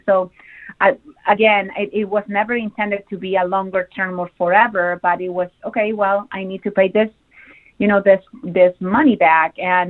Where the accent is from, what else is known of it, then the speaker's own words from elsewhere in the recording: Chile; moved away as an adult; now in Cleveland, United States; I came to Ohio directly from Chile to Cleveland in 2005, thanks to, at that time, a partnership between my university in Chile, where I went to college, University of Concepcion